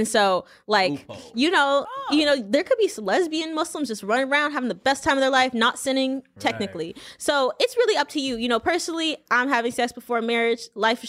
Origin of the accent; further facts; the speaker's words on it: Louisiana, United States; but I'm from Louisiana. We eat fried alligator every now and again.